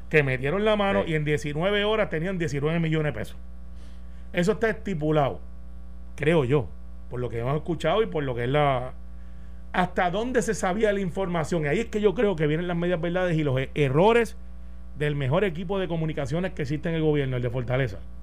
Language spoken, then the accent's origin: Spanish; Puerto Rico; los puertorriqueños somos así